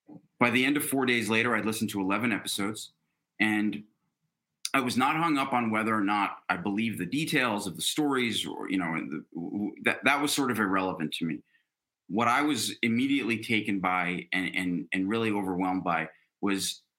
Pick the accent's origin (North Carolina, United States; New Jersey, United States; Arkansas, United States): New Jersey, United States; I grew up in New Jersey